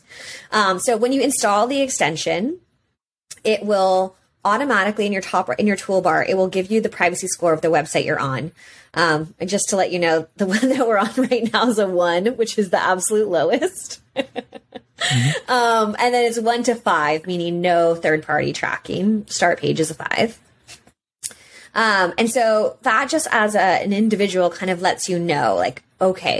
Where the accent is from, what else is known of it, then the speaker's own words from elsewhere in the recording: United States; as an American, I'm under that legislation